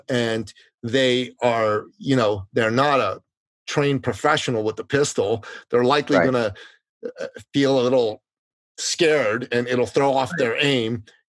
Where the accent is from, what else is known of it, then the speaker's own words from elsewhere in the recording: Toronto, Ontario, Canada; I did it twice, actually. Once in Los Angeles, once in my hometown of Toronto, Ontario, Canada.